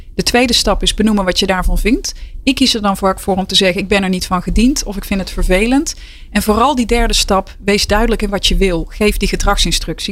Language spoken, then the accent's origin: Dutch; North Brabant, Netherlands; ik ben een echte Brabantse